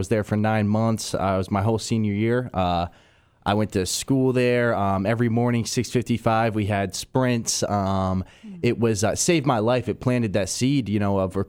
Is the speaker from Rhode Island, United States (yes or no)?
yes; Rhode Island, United States; moved away; I'm from Rhode Island